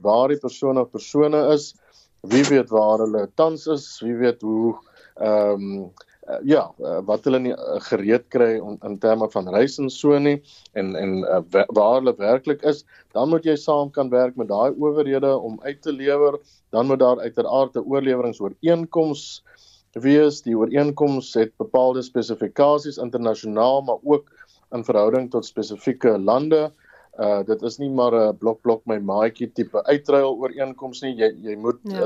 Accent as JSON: {"language": "Afrikaans", "country": "South Africa", "said": "as Suid-Afrikaners"}